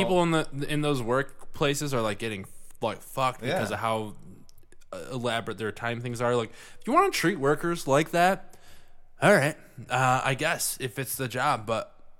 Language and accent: English; Grosse Pointe, Michigan, United States; I grew up in Grosse Pointe, and what happened in Flint would never happen in Grosse Pointe, because... Grosse Pointe is just full of a bunch of rich white people.